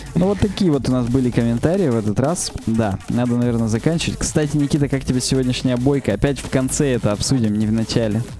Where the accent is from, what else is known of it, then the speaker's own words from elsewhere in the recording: Chelyabinsk, Chelyabinsk Oblast, Russia; у нас в Челябинске много очень красивых мест, причём прямо в Челябинске.